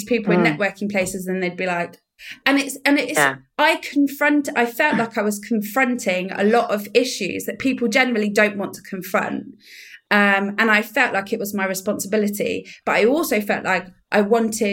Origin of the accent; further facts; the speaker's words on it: Somerset, South West England, United Kingdom; now in Frome, United Kingdom; it was nice to live in Somerset again because I'm from Somerset.